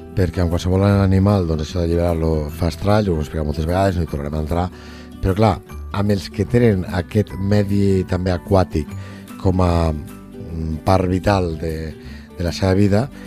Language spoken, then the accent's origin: Catalan; Lleida, Catalonia, Spain; nosaltres intentem com a lleidatans